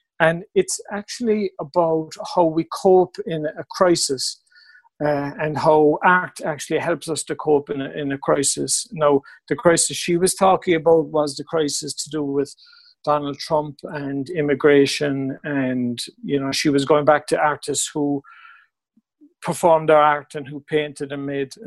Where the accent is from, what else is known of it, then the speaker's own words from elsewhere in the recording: Mallow, Munster, Ireland; now in Cork, Ireland; I grew up in Mallow, but I moved to Cork when I was about 18